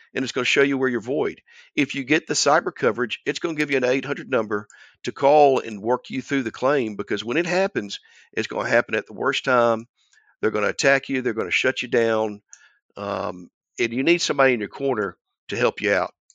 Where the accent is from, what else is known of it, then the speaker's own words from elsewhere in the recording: Albany, Georgia, United States; my hometown of Albany